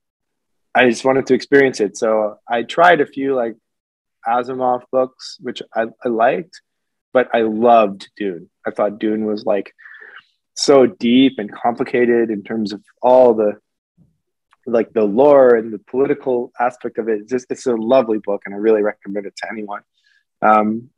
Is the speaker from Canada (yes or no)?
yes; Canada; as a Canadian